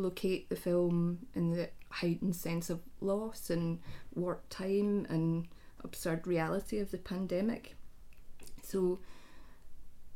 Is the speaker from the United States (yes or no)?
no; Scotland, United Kingdom; runs through all the females in my family, and I suspect is a kind of Scottish thing